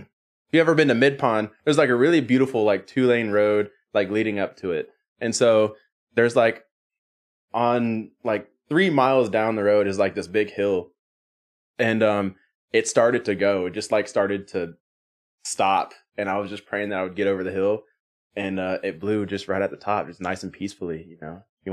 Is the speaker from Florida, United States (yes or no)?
no; Birmingham, Alabama, United States; I'm from Birmingham, Alabama.